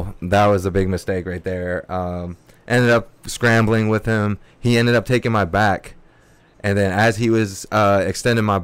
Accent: Berkeley, California, United States; also born or lived in a reservation (unspecified) / Alameda, California; we moved when I was 13. First spot that I hit out here was Berkeley. I grew up in Berkeley a good part of my life

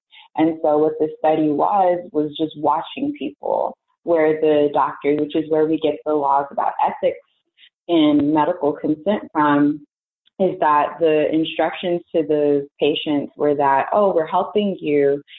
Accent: Las Vegas, Nevada, United States; also born or lived in Texas; now in Alabama; I am originally from Las Vegas, Nevada. And by way of being in Texas and from Texas, attending the illustrious Tuskegee University, I came to Alabama.

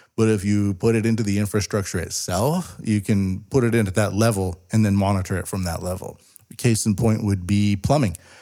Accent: West Coast of Canada, British Columbia, Canada; moved away as an adult; now in Japan; I grew up a lot in the West Coast, and I left it behind in, like, two thousand six.

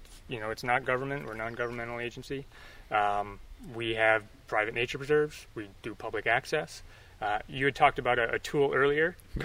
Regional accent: Buffalo, New York, United States; I'm born and raised in Buffalo.

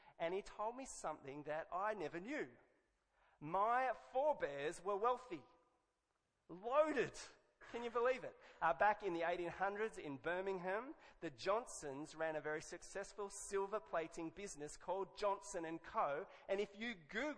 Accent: Australia; I could have been English, but I'm Australian.

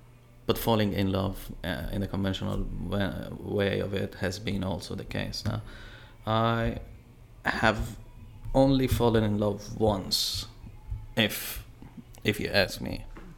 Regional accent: Iran; first language fa; English is a second language; let me tell you this, that my mother tongue is Farsi, right? And as much as I can talk and express myself in that language, I probably won't be able to do the same quality in English.

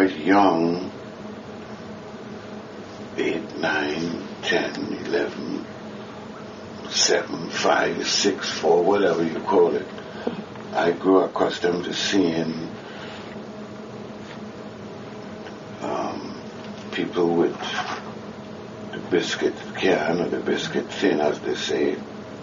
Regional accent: Port of Spain, Trinidad & Tobago; I was born in Eastport, Spain, which was called Behind the Bridge.

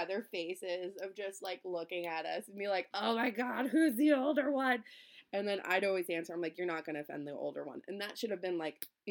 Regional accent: East Coast, United States; now in Minnesota, United States; we're nice, but we're also very direct because we're from the East Coast

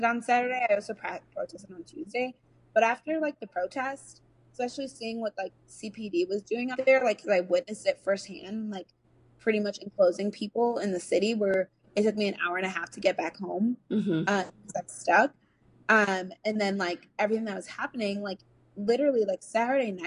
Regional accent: United States; Like I'm a Nigerian American, mm-hmm. who like, I identify as an African American because I was raised here. I this is my home

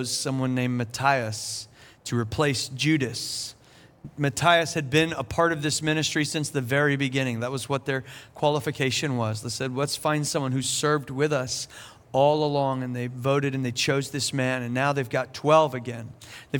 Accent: South Carolina, United States; now in Asheville, United States; I'm from South Carolina

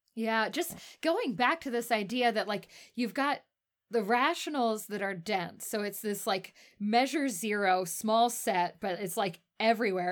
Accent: Texas, United States; now in Salt Lake City, United States; I'm from Texas originally

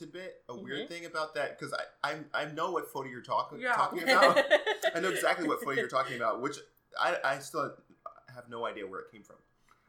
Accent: Virginia, United States; moved away as an adult; also born or lived in Cincinnati; now in New York City, United States; I'm an actor who lives in New York City. I'm from Virginia.

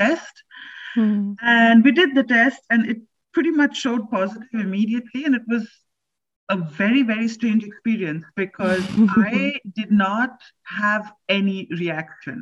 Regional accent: India; now in Berlin, Germany; I am from India.

